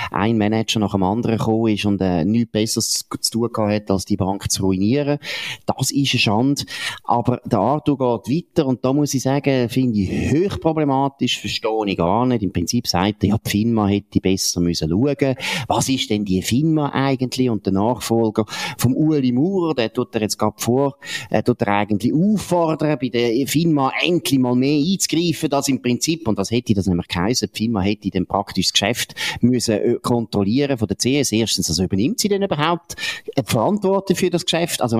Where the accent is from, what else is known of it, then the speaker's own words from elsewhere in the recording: Switzerland; Wir sind eben Amer nicht Amerikaner, wir sind Schweizer.